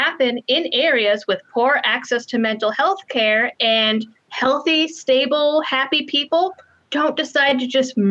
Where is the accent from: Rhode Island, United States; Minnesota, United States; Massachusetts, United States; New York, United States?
Massachusetts, United States; I was raised in Massachusetts my whole life